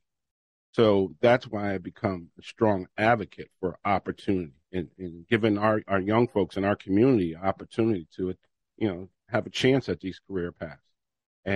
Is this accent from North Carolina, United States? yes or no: no; New Haven, Connecticut, United States; I grew up on Southwest Drive and Division Street in the Newhallville area